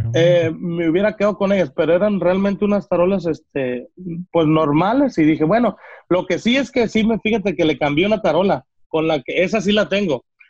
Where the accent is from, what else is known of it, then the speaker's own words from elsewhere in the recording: Villa Purificación, Jalisco, Mexico; moved away; yo soy de allá, soy de Villa Purificación